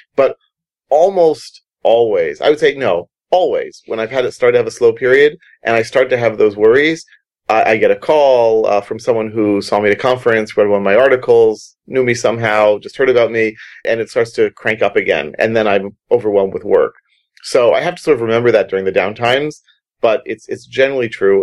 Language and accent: English; United States; moved away; I'm American.